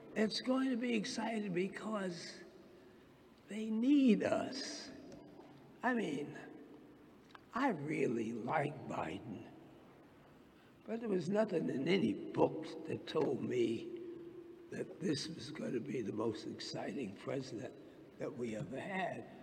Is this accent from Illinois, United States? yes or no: no; New York City, New York, United States; I was born and raised in Harlem.